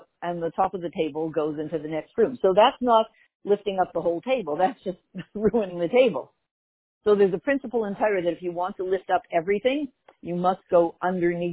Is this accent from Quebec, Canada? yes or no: yes; Montreal, Quebec, Canada; when I grew up in Montreal, the only people who spoke French were not Jewish